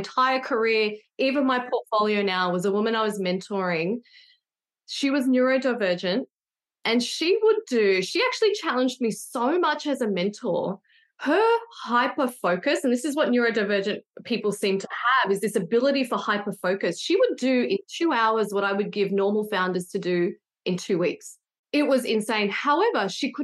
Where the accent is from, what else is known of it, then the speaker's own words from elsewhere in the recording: Sydney, New South Wales, Australia; I'm from Sydney